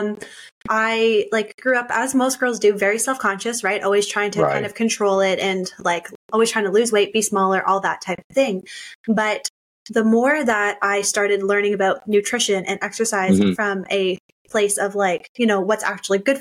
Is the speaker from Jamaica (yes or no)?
no; Canada; I grew up doing are very stereotypical Canadian. Like, you know, my dad always built a skating rink in our backyard